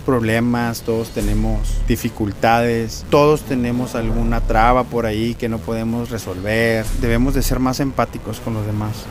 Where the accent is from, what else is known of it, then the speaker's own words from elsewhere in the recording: Mexico; now in United States; yo también soy mexicano